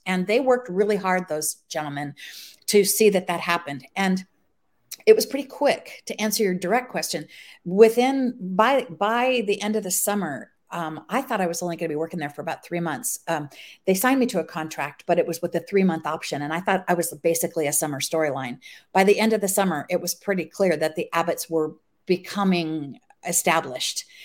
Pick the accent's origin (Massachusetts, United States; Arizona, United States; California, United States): Arizona, United States; Scottsdale; moved away as an adult; now in Los Angeles, United States; I grew up in Scottsdale, Arizona